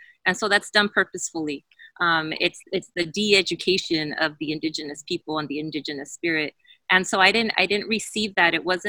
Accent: Santa Maria, California, United States; I was born and raised in Santa Maria, California. It's on traditional Chumash territory. And I was raised by immigrant parents. We were a farm working family in Los Campos de Santa Maria, picking strawberries

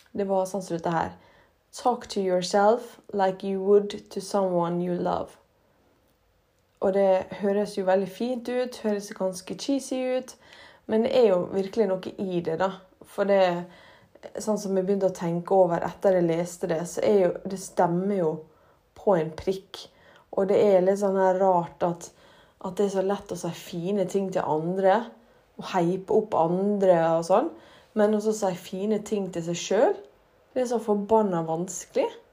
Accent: Ålesund, Møre og Romsdal, Norway; den flotte, flotte byen vår

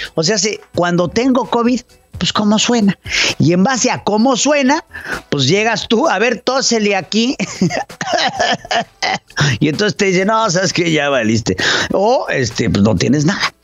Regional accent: Mexico; como mexicanos que somos

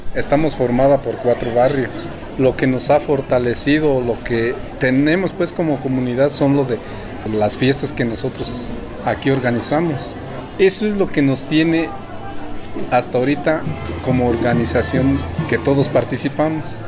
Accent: Cherán, Michoacán, Mexico; born or raised there

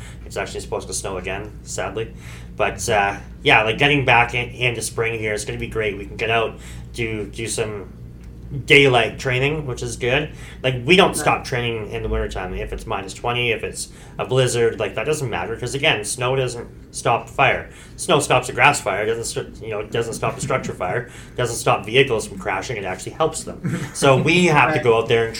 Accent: Okanagan Valley, British Columbia, Canada; We're from the Okanagan Valley.

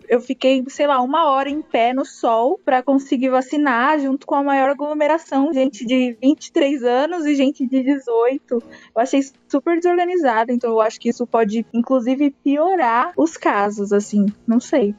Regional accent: Osasco, São Paulo, Brazil; Eu sou de Osasco

